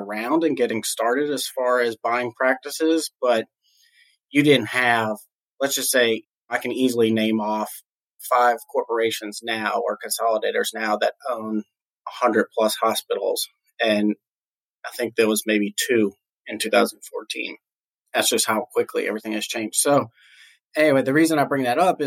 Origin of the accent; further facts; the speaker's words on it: New Orleans, Louisiana, United States; I was born and raised in New Orleans, Louisiana